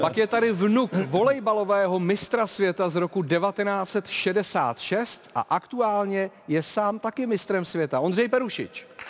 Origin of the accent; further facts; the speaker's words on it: Prague, Czechia; narodil jsem se na Žižkově a od eh, školky až po vysokou školu jsem prostě byl Žižkovák